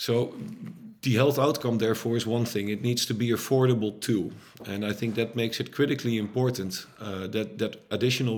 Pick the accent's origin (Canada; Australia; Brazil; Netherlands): Netherlands; I'm Dutch, by the way, so not American, I'm from Europe